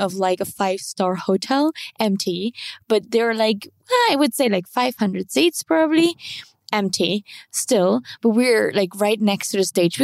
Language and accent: English; Dresden, Saxony, Germany; moved away; So my hometown is Dresden